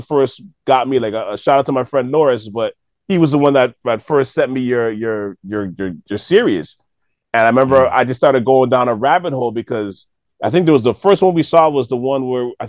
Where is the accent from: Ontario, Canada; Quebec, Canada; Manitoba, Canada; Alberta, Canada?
Quebec, Canada; Montreal; now in Toronto, Canada; I'm from Montreal originally, but moving to Toronto